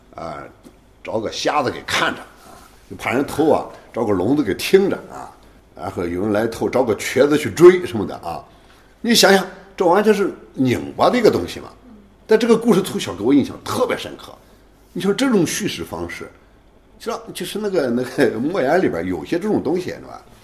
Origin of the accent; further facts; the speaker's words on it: near Mo Yan's home area, Shandong, China; 莫言东西跟我老家太近了 开车一个半小时嘛